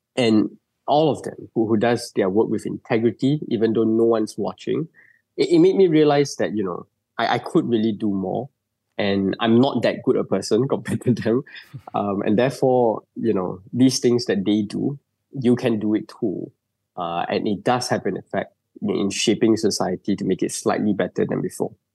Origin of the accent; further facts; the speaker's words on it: Malaysia; as a Malaysian